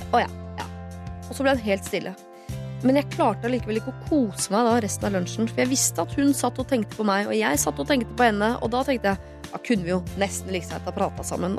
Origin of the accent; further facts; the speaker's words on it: Norway; Jeg er født her, jeg er oppvokst her